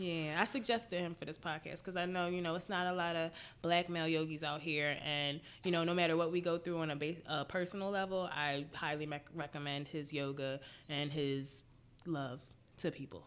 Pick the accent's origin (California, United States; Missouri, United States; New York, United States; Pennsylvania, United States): Pennsylvania, United States; Philadelphia; I'm from Philly. I've been living here most of my life. I think we moved here when I was four